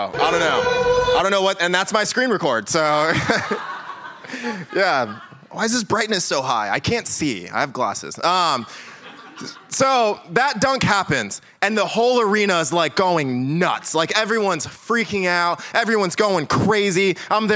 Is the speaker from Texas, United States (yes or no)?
no; Lansing, Michigan, United States; moved away; I'm like from Lansing, right where Michigan State is, 517. Like, that's where I am from